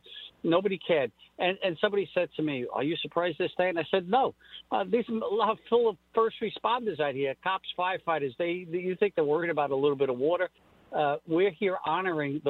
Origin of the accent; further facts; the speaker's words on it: New York City, New York, United States; Staten Island, my hometown